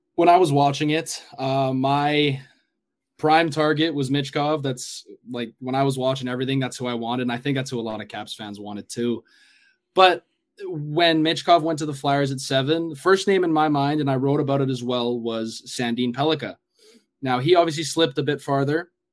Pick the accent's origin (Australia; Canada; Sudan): Canada; Edmonton, Alberta; I'm from Edmonton